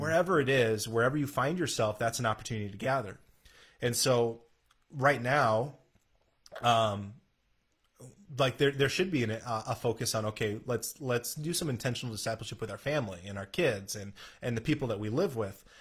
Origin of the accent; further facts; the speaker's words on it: South Dakota, United States; moved away; growing up in South Dakota